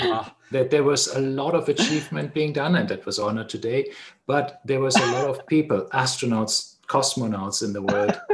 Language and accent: English; Germany; I'm from Germany.